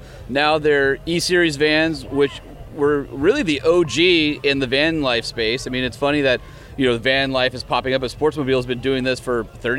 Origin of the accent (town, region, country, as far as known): Huntington Beach, California, United States; born or raised there